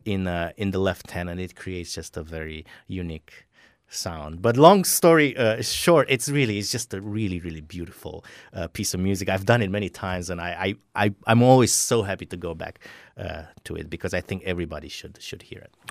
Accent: Romania; moved away; I grew up in Romania

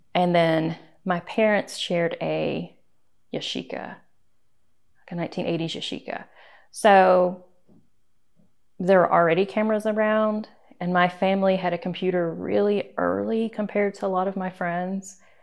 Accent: Sweetwater, Tennessee, United States; now in Eagle River, United States; I grew up in Tennessee, in Sweetwater, Tennessee, which is the eastern

